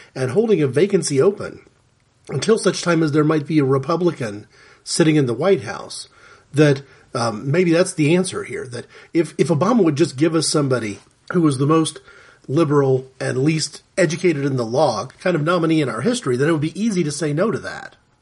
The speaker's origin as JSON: {"language": "English", "country": "United States", "said": "as an American Christian"}